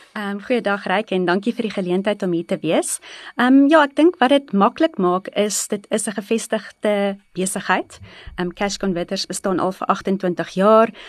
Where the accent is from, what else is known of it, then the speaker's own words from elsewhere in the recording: East Rand, Gauteng, South Africa; ek is gebore in die Oosrand, altyd in die Oosrand gebly en daar grootgeword.